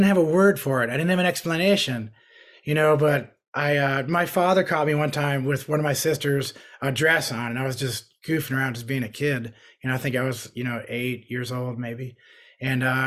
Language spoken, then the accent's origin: English; New York, United States; I grew up in New York.